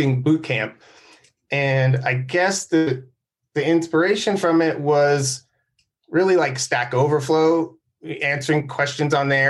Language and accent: English; San Diego, California, United States; I grew up in San Diego